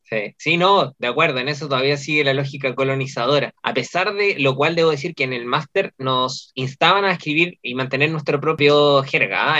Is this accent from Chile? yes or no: yes; Chile; el chileno tiende a ser medio etnocéntrico también